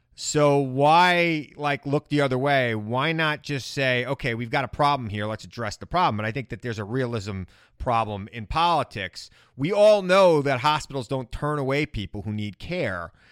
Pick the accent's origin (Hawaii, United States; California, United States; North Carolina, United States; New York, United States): New York, United States; Long Island; growing up on Long Island